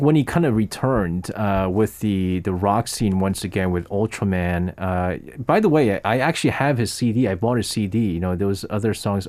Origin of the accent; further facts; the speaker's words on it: New York, United States; moved away; I grew up in New York as a kid.